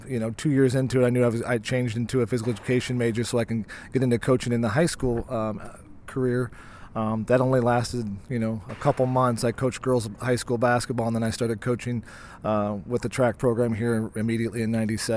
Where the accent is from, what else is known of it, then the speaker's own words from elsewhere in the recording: Decatur, United States; I came here in 1993 from Decatur, assuming I was going to be a businessman and I was going to wear a suit and a tie, and that quickly changed.